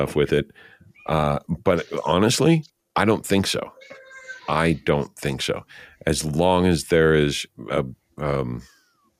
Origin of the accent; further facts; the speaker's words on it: Santa Fe, New Mexico, United States; moved away; I was born in Santa Fe